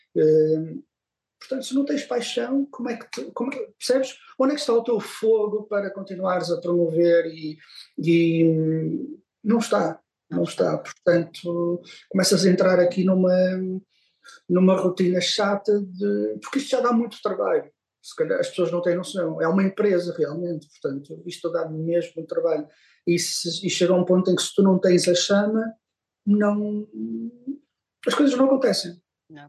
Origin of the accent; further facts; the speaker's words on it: Porto, Norte, Portugal; eu sim, sou do Porto, com muito orgulho, sou muito, sou, sou portuense, adoro esta cidade